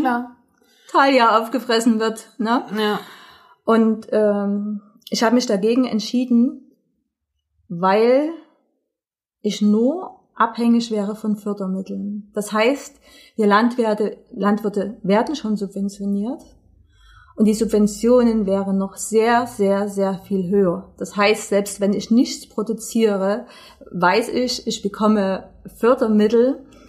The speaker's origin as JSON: {"language": "German", "region": "East Germany", "country": "Germany", "said": "bei uns in Ostdeutschland"}